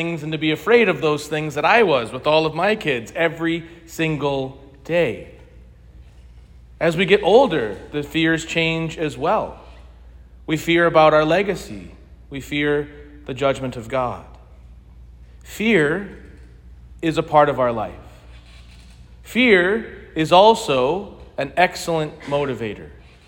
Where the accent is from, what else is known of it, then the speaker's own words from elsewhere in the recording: United States; now in Bloomington, United States; I grew up in St. Clement Parish, just the next parish over from here, so it's good to be home